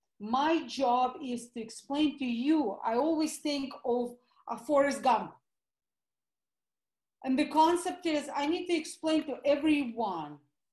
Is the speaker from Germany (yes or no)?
no; Russia; accent: Russian; English is a second language; moved away as an adult; So obviously you can hear my Russian accent. So I am an implant from the former Soviet Union. My husband calls it CCCP. So I immigrated on the verge of 1990, basically Christmas of 1989.